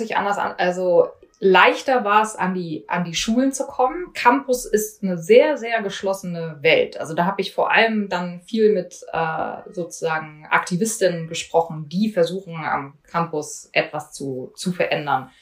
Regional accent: East Germany, Germany; moved away as an adult; now in Washington, United States; ich bin in Ostdeutschland groß geworden

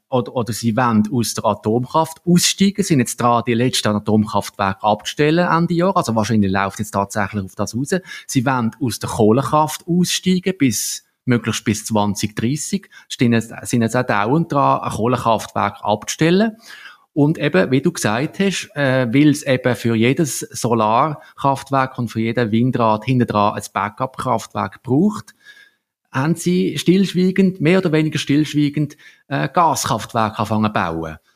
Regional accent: Switzerland; ich bin ja in der Region Basel aufgewachsen

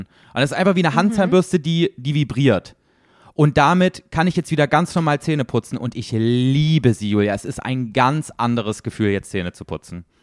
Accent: Germany; für uns als Deutsche

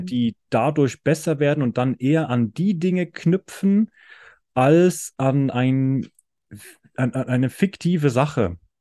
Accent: Switzerland; ich komme aus der Schweiz

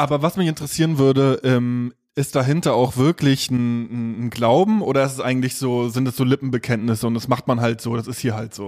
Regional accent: Stralsund, Mecklenburg-Vorpommern, Germany; Also ich komme ja aus, äh, aus Stralsund in MV

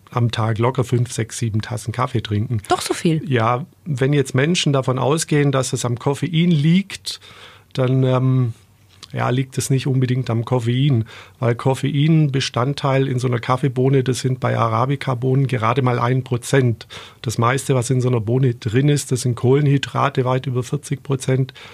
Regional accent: Biberach, Baden-Württemberg, Germany; also ich bin in Biberach aufgewachsen und bin dann nach der Schule, weil mir das alles ein bisschen klein und beengt davor gekommen ist, dann in die große weite Welt raus und bin jahrelang zur See gefahren.

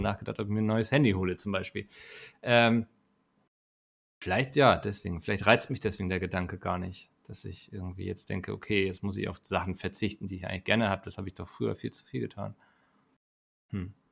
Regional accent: Northern Germany, Germany; ich als Norddeutscher

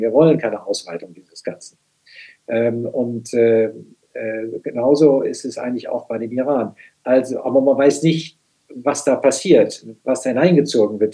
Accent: Germany

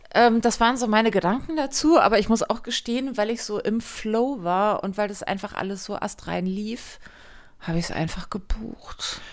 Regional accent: Hamburg, Germany; in Hamburg ist es so, meine Heimatstadt

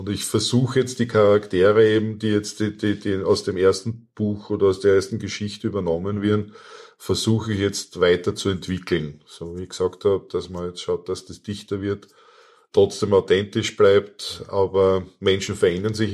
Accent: Austria; nein, ich bin Österreicher, ich lese österreichische Literatur

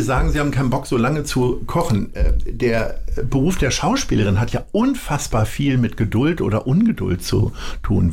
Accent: Hanover, Lower Saxony, Germany; now in Hamburg, Germany; ich komme ja aus Hannover

